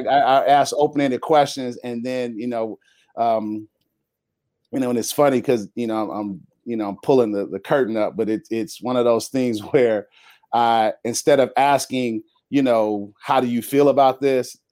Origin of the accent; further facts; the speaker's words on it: Chicago, Illinois, United States; moved away as an adult; now in San Diego, United States; born and raised in Chicago